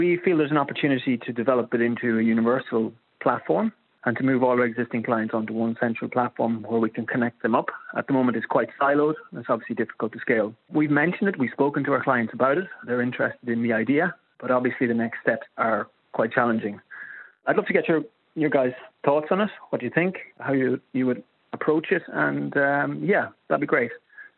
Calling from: Sligo, Connacht, Ireland; I'm contacting you from Sligo in the northwest of Ireland.

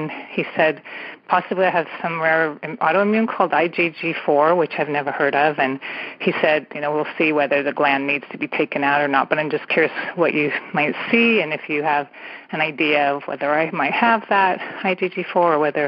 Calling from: California, United States; And I'm calling from San Francisco Bay Area, about 2 miles from Patty earlier

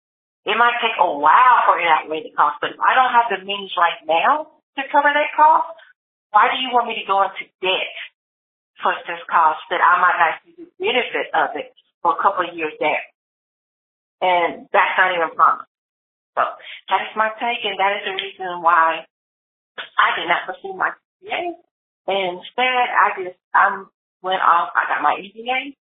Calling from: Lewisville, Texas, United States; I'm calling from Louisville, Texas.

